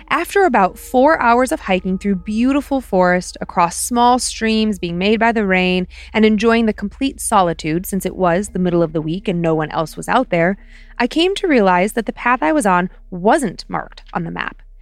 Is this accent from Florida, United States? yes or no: no; Ohio, United States; But you know, I'm from Ohio. Just ask me, I'll tell you.